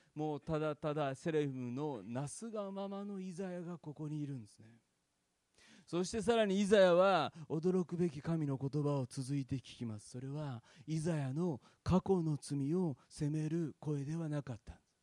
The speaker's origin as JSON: {"language": "Japanese", "town": "Fukuchiyama", "region": "Kyoto", "country": "Japan", "tie": "born or raised there", "said": "私は京都の福知山っていうですね、あの、で生まれ育ったんですけども"}